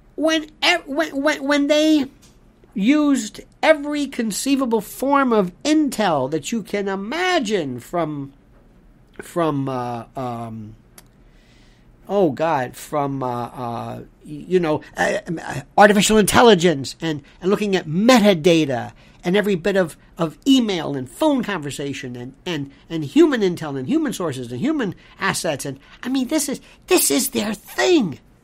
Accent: United States; I'm also an American

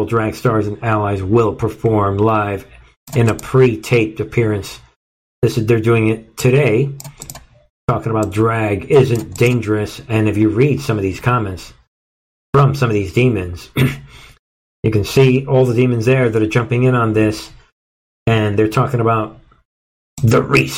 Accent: New York City, New York, United States; I grew up in New York

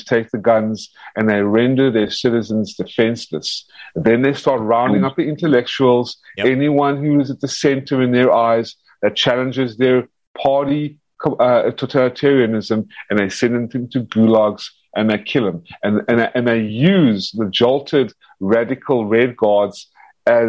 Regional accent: United States; I'm an American

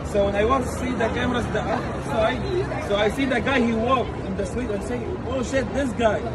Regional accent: Syria; English is a second language; now in New Jersey, United States; I'm from Syria. I'm from Jersey.

